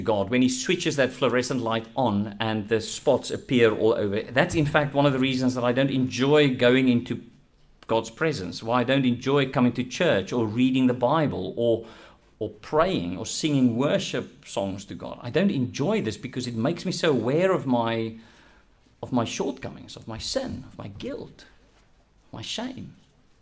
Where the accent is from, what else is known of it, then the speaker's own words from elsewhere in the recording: South Africa; I'm South African